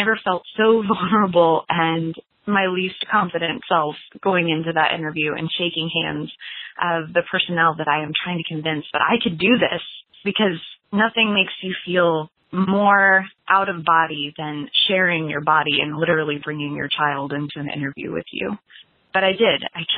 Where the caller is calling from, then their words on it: Lexington, Kentucky, United States; I'm calling from Lexington, Kentucky.